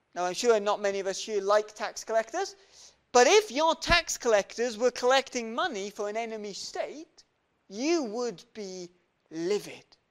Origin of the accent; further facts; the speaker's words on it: Welsh, Wales, United Kingdom; we're Welsh